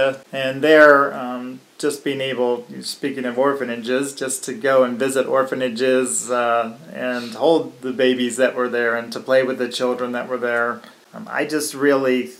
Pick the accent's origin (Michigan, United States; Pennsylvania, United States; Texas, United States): Pennsylvania, United States; DuBois; Dubois, PA. That's my hometown. This is where I grew up